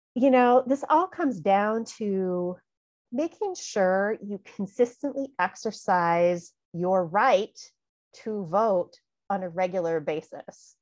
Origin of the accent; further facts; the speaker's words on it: California, United States; in high school, growing up in California